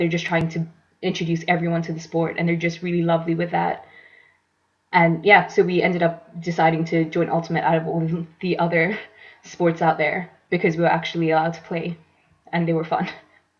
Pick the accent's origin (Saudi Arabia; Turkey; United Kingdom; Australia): Saudi Arabia; So I grew up in Saudi Arabia, and I went to an international school